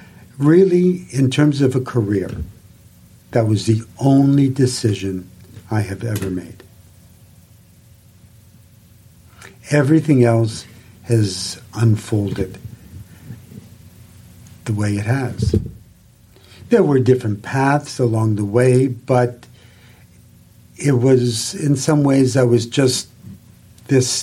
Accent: Saskatchewan, Canada; I grew up in Saskatchewan

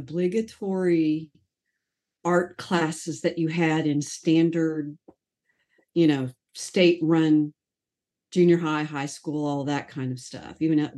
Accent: Sarasota, Florida, United States; I grew up in Sarasota

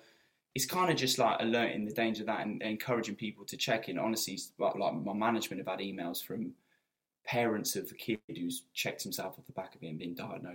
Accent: Newcastle upon Tyne, North East England, United Kingdom; Yeah, being a Geordie.

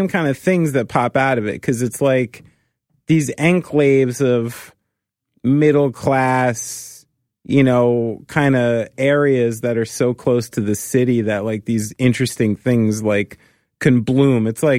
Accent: New Jersey, United States; it's because I'm raised by like proper New Yorkers, and even though I was from New Jersey

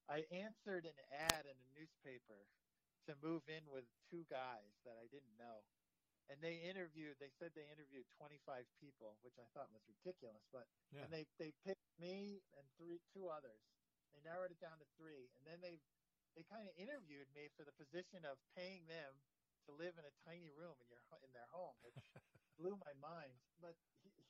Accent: New Jersey, United States; moved away as an adult; now in Hawaii, United States; since I grew up in New Jersey, my New Jersey attitude

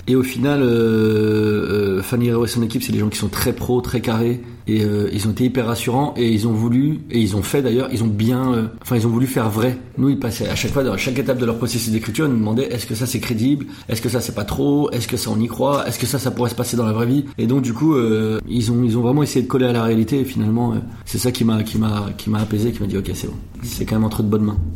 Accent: Anglure, Grand Est, France; j'ai grandi à Anglure, c'est encore tout petit village juste à côté

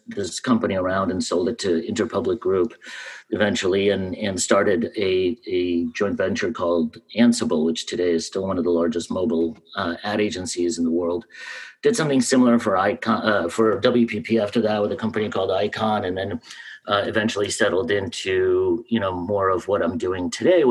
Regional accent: New York City, New York, United States; also born or lived in Russia; I grew up in Washington Heights in New York before it was hip.

